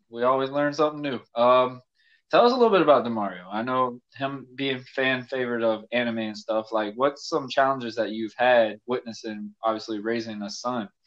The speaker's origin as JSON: {"language": "English", "town": "Yulee", "region": "Florida", "country": "United States", "said": "hey, we're from Yulee. Oh, I had to say we're from Fernandina so people would know where we're from."}